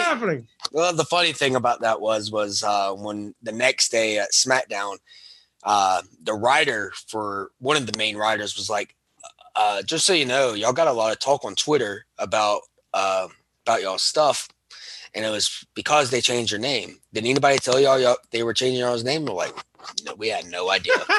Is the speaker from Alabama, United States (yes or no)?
yes; Alabama, United States; I am from Alabama